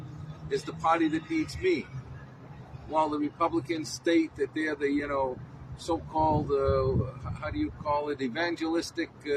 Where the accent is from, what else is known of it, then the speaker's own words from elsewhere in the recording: Revere, Massachusetts, United States; also born or lived in North End, Boston / Florida; I'm from Revere, Massachusetts. I have an Italian immigrant family from Sicily and Naples and part Lithuanian